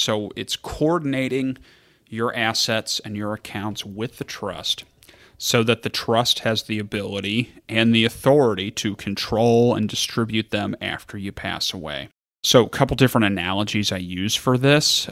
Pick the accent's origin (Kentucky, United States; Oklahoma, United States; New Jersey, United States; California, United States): Kentucky, United States; I'm from Kentucky